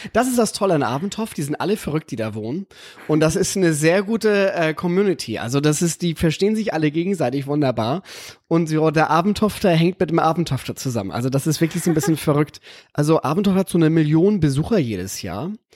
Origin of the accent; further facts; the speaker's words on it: Aventoft, Schleswig-Holstein, Germany; now in Los Angeles, United States; ich komme aus diesem kleinen Dorf direkt an der Nordsee und Ostsee